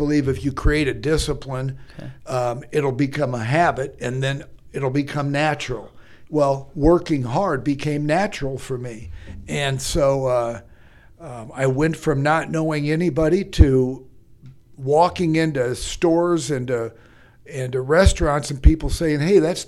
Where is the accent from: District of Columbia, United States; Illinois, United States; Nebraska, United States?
Nebraska, United States; Omaha; moved away as an adult; also born or lived in Dallas, Texas; I grew up in Omaha, and then I moved to Dallas, Texas in 1983.